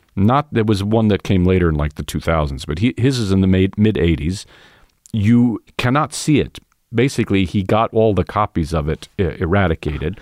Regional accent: New York City, New York, United States; I was coming from Queens, where I, where I grew up

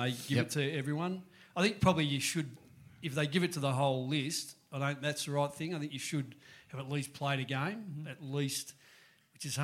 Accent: Melbourne, Victoria, Australia; also born or lived in Parkdale; I grew up in East Bentley and I was in Melbourne's own.

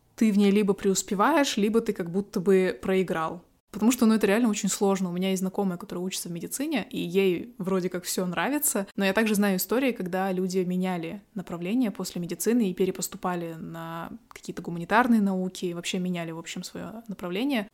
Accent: Kazakhstan; осталась у себя в родном городе

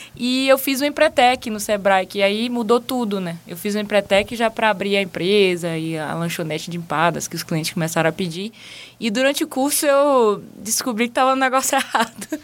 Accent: Maranhão, Brazil; moved away as an adult; also born or lived in England; now in San Francisco, United States; eu sou do Maranhão

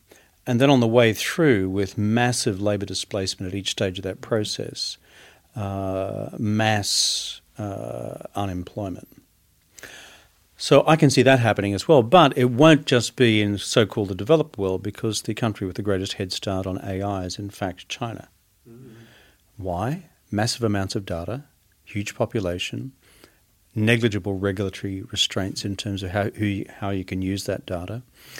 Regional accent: Queensland, Australia; And as a Queenslander, even I know that.

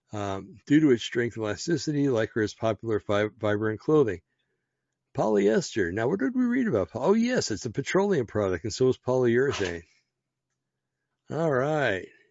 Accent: Bergen County, New Jersey, United States; I'm from Bergen County, New Jersey

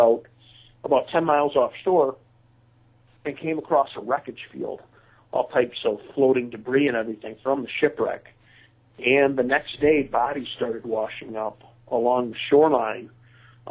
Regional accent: Grand Haven, Michigan, United States; I grew up near Grand Haven. I spent a lot of time as a youth on the beaches of Grand Haven

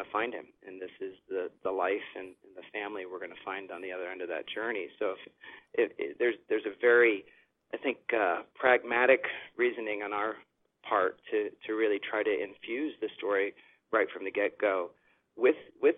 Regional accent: Chicago, Illinois, United States; now in Los Angeles, United States; I'm from Chicago

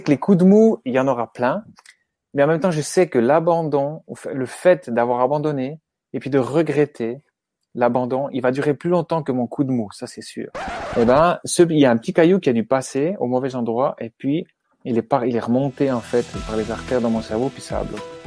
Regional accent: Switzerland; chez nous, en Suisse

